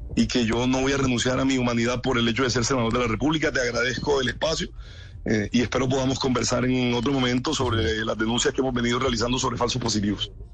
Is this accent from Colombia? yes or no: yes; Colombia